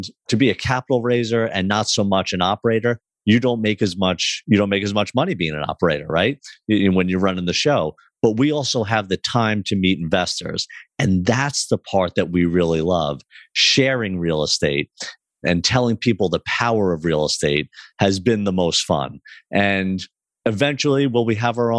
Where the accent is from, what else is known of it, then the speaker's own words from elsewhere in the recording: Long Island, New York, United States; my brother and I grew up on Long Island, New York